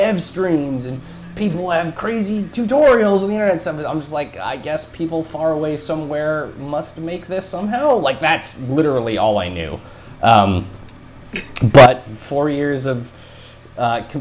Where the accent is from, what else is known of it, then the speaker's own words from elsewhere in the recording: Wyoming, United States; growing up in Wyoming, like there's only one high school in my town